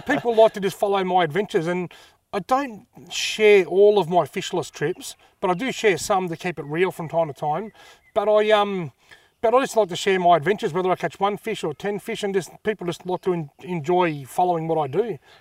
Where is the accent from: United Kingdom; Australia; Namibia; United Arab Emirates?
Australia; Wangaratta, Victoria; also born or lived in Albury-Wodonga; I was born in Wangarata in nineteen seventy-five. I've pretty much lived there ever since, apart from a couple of years living in Aubrey Wodonga